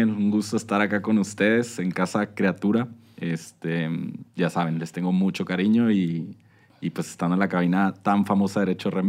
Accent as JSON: {"language": "Spanish", "region": "Chihuahua", "country": "Mexico", "said": "Yo soy de Chihuahua."}